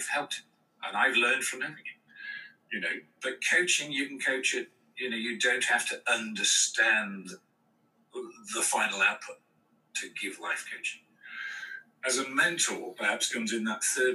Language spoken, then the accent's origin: English; United Kingdom; also born or lived in United States; we're British